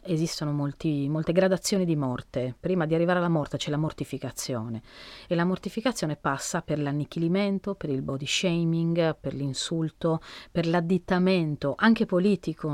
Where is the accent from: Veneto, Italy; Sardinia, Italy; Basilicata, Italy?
Sardinia, Italy; sono sarda